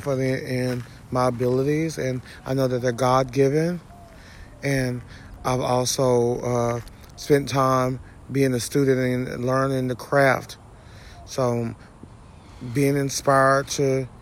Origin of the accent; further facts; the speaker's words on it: Jasper, Texas, United States; also born or lived in Houston, Texas; now in Cleveland, United States; I'm originally from Jasper, Texas